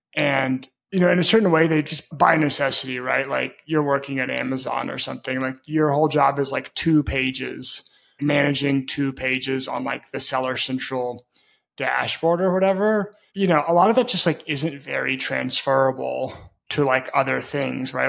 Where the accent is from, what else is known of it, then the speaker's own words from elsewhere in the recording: Memphis, Tennessee, United States; moved away as an adult; also born or lived in Brazil; I grew up in Memphis, Tennessee.